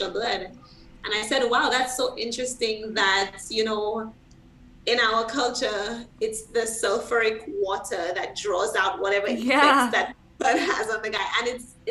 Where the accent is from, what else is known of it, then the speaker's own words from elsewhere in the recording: St. Lucia; I'm from St. Lucia